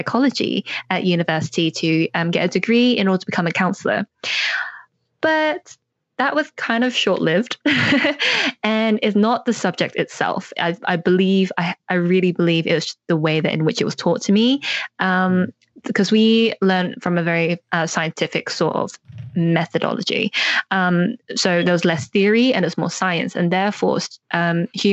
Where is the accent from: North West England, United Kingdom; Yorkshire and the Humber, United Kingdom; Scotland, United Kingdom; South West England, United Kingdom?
South West England, United Kingdom; North Devon; now in London, United Kingdom; I grew up in North Devon here in England, but now I live in London